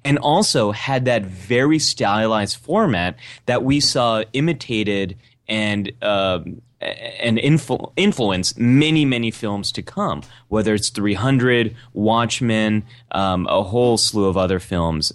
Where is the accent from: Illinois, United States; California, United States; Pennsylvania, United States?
California, United States; Bay Area; I grew up in Bay Area